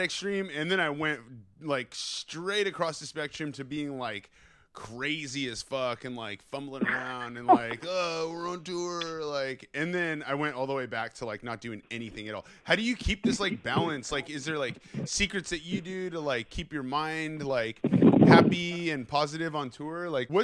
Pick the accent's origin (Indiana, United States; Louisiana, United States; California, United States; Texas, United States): California, United States; Bay Area; I grew up in the Bay Area